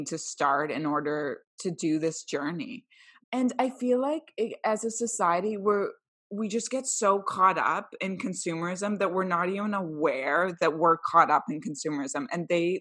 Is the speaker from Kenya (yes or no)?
no; Canada; We're two Canadian millennials and minimalists